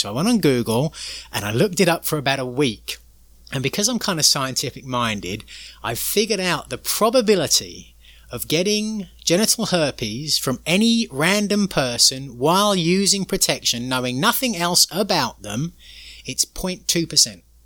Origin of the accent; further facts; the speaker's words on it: England, United Kingdom; moved away; growing up in England, very sort of middle class